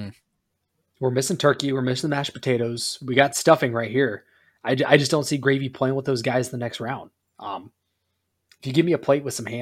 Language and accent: English; the South, United States; we're from the South